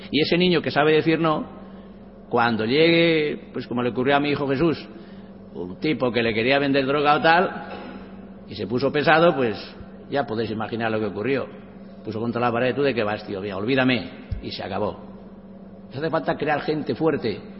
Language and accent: Spanish; a village in Cuenca, Castilla-La Mancha, Spain; mi pueblo, un pueblo conquense con mil y pico habitantes. Y yo con ocho años